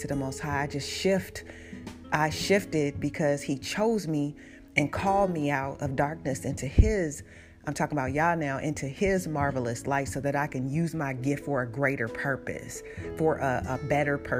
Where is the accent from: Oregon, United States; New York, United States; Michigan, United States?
Oregon, United States; Portland; moved away; also born or lived in Oakland, California; When I grew up in Portland, like, I was also in the neighborhoods where my brothers were in gangs